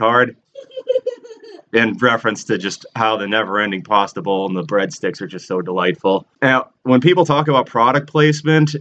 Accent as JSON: {"language": "English", "area": "Metro Boston area", "region": "Massachusetts", "country": "United States", "tie": "born or raised there", "said": "I'm born and raised in the Metro Boston area, but it was a smallish town on the outside of it"}